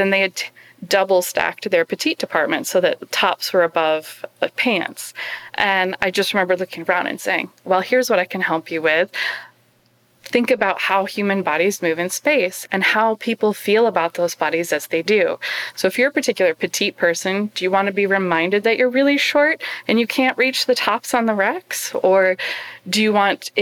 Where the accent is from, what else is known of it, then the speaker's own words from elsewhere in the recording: United States; I'm an American